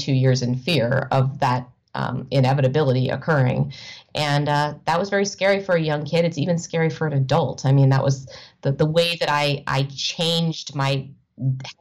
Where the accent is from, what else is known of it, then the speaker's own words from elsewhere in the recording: United States; moved away as an adult; also born or lived in Evanston, Illinois / New York / Chicago; my life growing up in the Washington, D.C. suburbs